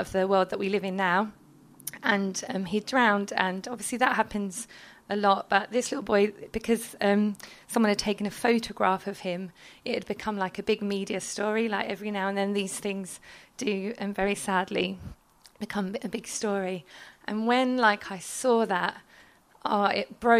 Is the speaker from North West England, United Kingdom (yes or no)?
no; London, United Kingdom; moved away as an adult; I'm from London